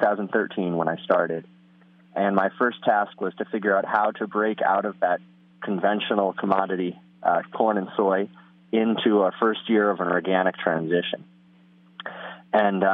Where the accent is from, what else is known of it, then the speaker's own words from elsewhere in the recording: Hillsdale, New York, United States; I grew up in Columbia County, where the farm is located, on a small vegetable farm